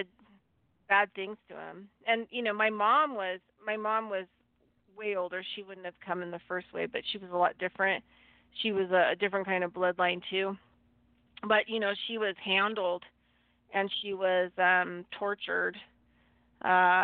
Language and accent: English; Nevada, United States; also born or lived in California; I was born in the USA, California. And then, And then I grew up in Nevada